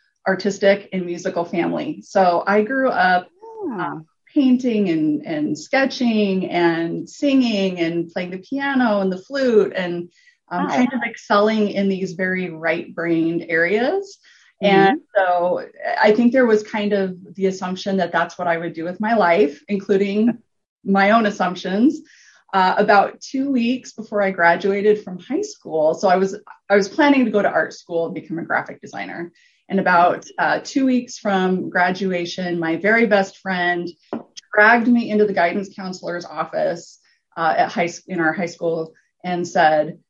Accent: Gering, Nebraska, United States; also born or lived in Lincoln, Nebraska; I was born and raised in Gearing, Nebraska, which is a little town in the panhandle

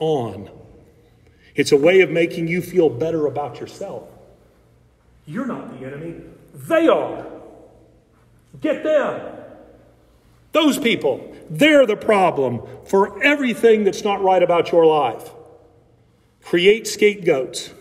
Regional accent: Alabama, United States; I grew up in Alabama

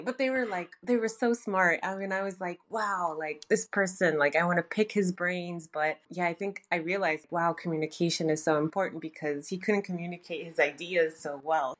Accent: Toronto, Ontario, Canada; moved away as an adult; also born or lived in Vancouver, Canada; now in Tokyo, Japan; born and raised in Toronto, Canada

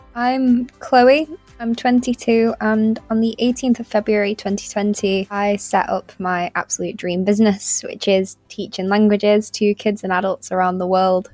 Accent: Winsford, North West England, United Kingdom; teaching weekly Spanish workshops in my hometown

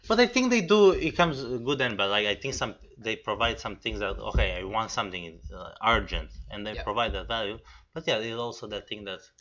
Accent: Romania; moved away; I'm originally from Romania, okay, which is East Europe

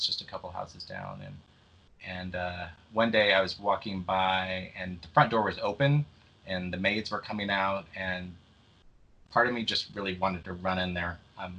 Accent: Nebraska, United States; moved away; I came all the way from Nebraska

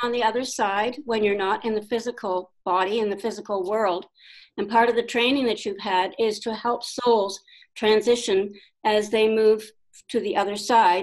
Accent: Ontario, Canada; also born or lived in Sedona, Arizona; now in Newfoundland, Canada; I'm originally from Ontario, Canada, and I live in Newfoundland, Canada

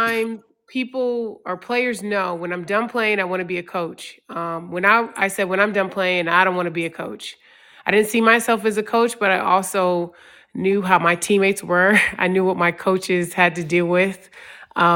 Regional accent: DeSoto, Texas, United States; also born or lived in Richmond, Virginia; I grew up military. My dad was in the Army for 22 years, so we moved a lot. So I moved from DeSoto, Texas to Richmond, Virginia, right before I started my freshman year of high school.

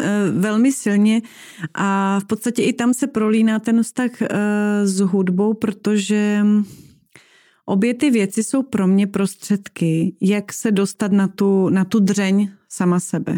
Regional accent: eastern Slovakia, Slovakia; moved away; já jsem vyrůstala v Tatrách, protože jsem z mhm. východního uh-huh. Slovenska

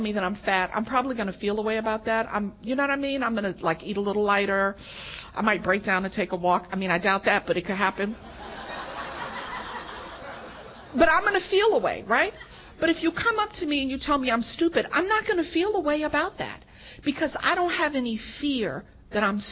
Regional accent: New York City, New York, United States; moved away as an adult; now in California, United States; I'm born and raised in New York City

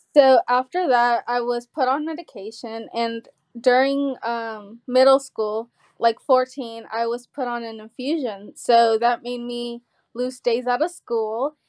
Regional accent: Georgia, United States; also born or lived in California; we moved from California at eight. And I remember we went to a lake here in Georgia

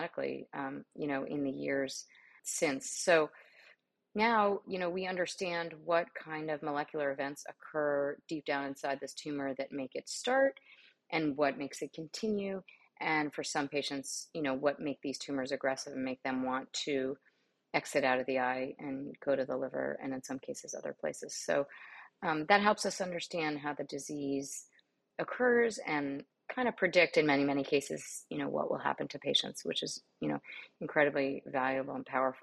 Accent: New York City, New York, United States; moved away as an adult; also born or lived in Miami, Florida; now in Houston, United States; I grew up in New York City

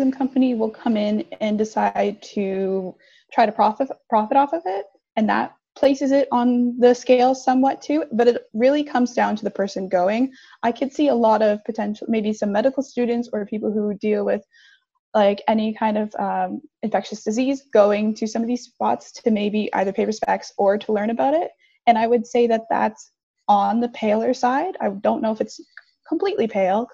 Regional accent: Kingston, Ontario, Canada; born or raised there

